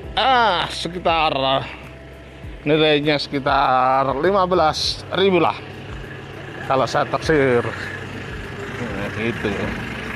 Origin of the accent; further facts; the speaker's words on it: Lamongan, East Java, Indonesia; Dari desa saya mengabarkan, tepatnya di Desa Njeger, Kecamatan Modo, Kabupaten Lamongan